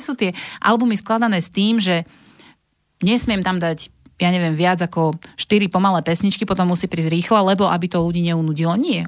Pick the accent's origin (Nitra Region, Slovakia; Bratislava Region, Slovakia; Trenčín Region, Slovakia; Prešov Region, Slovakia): Nitra Region, Slovakia; Vráble; Ja som vlastne originál z Vrábel